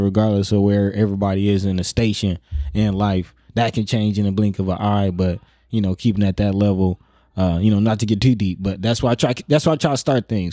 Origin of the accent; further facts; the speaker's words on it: Omaha, Nebraska, United States; also born or lived in Florida / Georgia / Miami; growing up in North Omaha